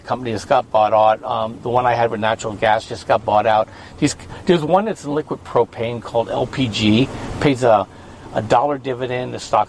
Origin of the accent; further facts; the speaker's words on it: Pennsylvania, United States; I'm from Pennsylvania.